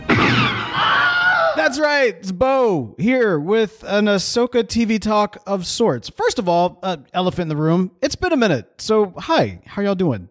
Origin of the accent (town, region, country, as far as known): United States